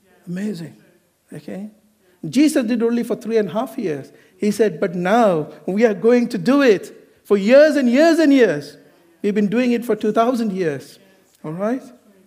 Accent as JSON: {"language": "English", "region": "Kerala", "country": "India", "moved": "yes", "lives_now": "United Kingdom", "said": "I'm not from Goa, I'm from Kerala."}